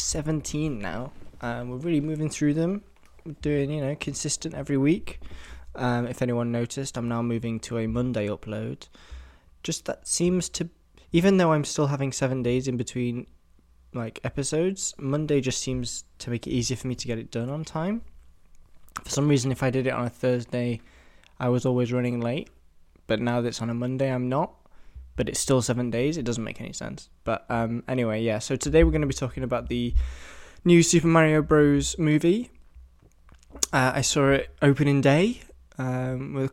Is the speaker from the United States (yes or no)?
no; England, United Kingdom; I'm 70% English, obviously, because I'm from England